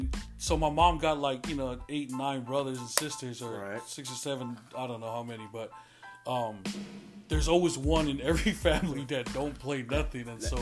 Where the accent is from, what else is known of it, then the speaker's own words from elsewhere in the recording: Hawaii, United States; My mom's dad was a pastor in Hawaii, and he pastored this church, Pearl Harbor, AOG, Assembly of God. And so that's where I grew up most of my life and where I learned the bulk of who God is, about Jesus